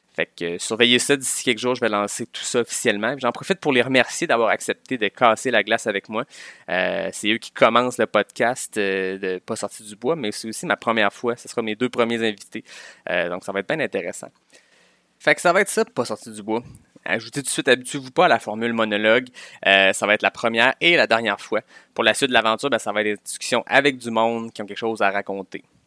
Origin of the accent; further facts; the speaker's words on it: Quebec City, Quebec, Canada; je viens de Québec